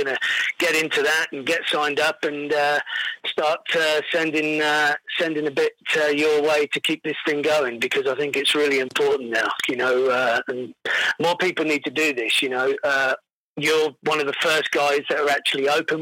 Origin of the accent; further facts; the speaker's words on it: England, United Kingdom; moved away as an adult; also born or lived in United States; now in Alberta, Canada; originally I'm from, obviously, the UK